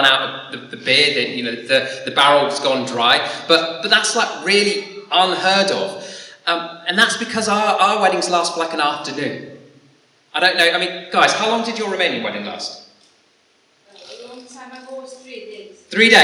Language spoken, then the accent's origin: English; Dorset, South West England, United Kingdom; also born or lived in Salford / Lancaster; now in Blackpool, United Kingdom; a boy growing up in Dorset